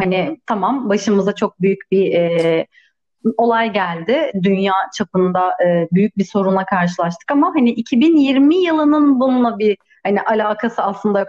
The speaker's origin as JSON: {"language": "Turkish", "region": "Istanbul", "country": "Turkey", "tie": "born or raised there", "moved": "as an adult", "lives_now": "Edirne, Turkey", "said": "doğma büyüme İstanbul'dayım"}